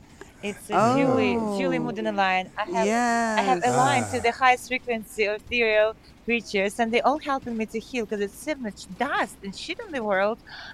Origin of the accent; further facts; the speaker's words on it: Ukraine; moved away; sometimes I speak a little bit Russian because I'm from Ukraine